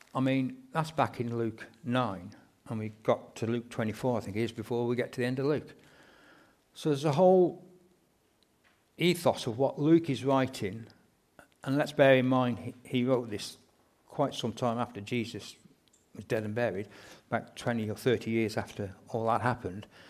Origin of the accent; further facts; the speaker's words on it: England, United Kingdom; we're quite reserved being English people